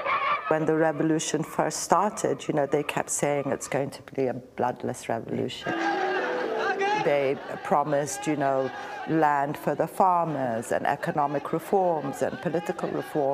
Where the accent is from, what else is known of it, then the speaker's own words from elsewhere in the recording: Ethiopia; now in New York, United States; My heart, I'm an Ethiopian.